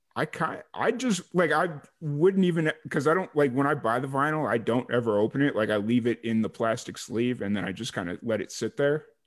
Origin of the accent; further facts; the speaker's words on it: Chicago, Illinois, United States; moved away as an adult; originally I'm from Chicago